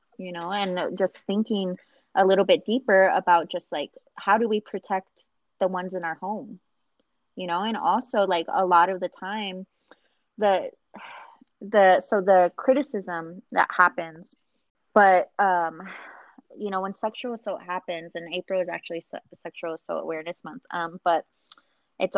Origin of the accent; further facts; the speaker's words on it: Nevada, United States; I was born and raised in Nevada.